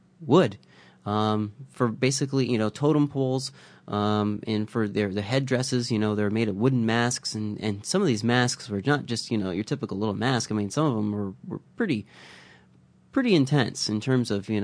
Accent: Midwest, United States; now in Vancouver, Canada; I grew up in the Midwest

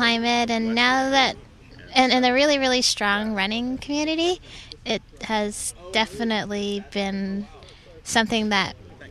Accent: Halifax, Nova Scotia, Canada; now in Vancouver, Canada; I'm originally from Halifax, Nova Scotia.

